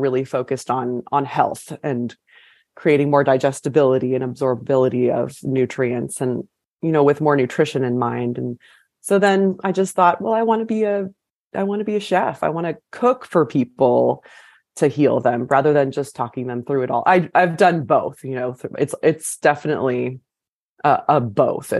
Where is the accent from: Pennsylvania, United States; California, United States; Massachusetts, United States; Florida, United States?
California, United States; moved away as an adult; also born or lived in Guatemala / San Francisco; now in Nashville, United States; I'm originally from California